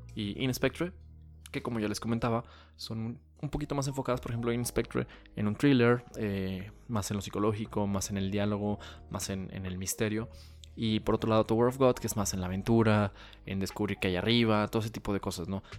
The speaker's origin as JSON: {"language": "Spanish", "country": "Mexico", "said": "soy mexicano"}